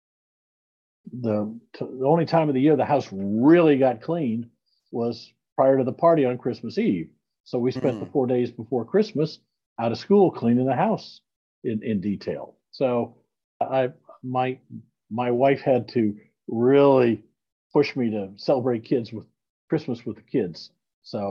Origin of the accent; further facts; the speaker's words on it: Davenport, Iowa, United States; I'm a Midwestern boy. I grew up in Iowa. I was born at University Hospital, Iowa City. I grew up in Davenport